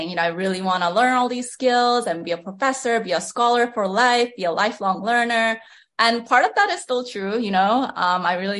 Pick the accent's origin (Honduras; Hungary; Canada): Canada; moved away as an adult; I'm a Canadian, so I was considered an international student